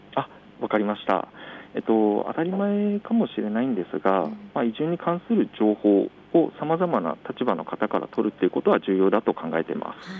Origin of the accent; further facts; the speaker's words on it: Saitama, Japan; 私自身は埼玉県の出身なんですが